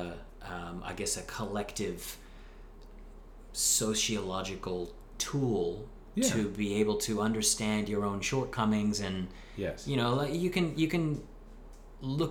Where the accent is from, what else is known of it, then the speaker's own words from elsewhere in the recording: United States; moved away as an adult; now in Australia; my experience being out of America